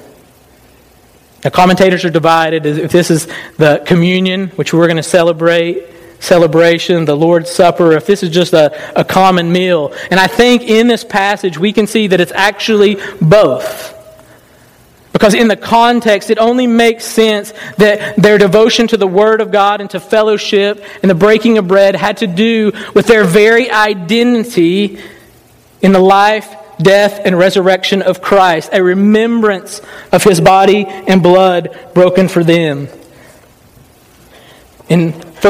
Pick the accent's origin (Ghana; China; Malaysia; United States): United States; the South; I was raised in the South